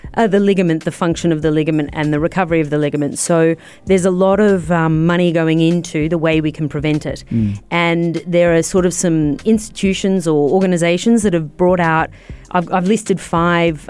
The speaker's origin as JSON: {"language": "English", "country": "Australia", "said": "I'm Australian."}